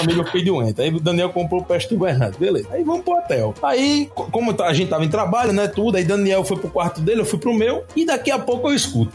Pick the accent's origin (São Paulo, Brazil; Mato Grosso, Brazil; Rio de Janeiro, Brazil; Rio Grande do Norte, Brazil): Rio Grande do Norte, Brazil; Natal; nós somos do Nordeste